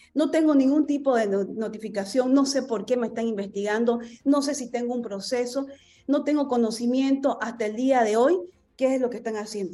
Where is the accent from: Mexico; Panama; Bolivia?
Bolivia; todos los bolivianos